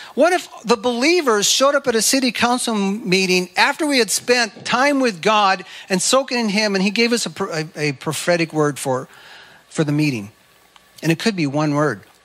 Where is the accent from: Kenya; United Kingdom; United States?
United States; I'm an American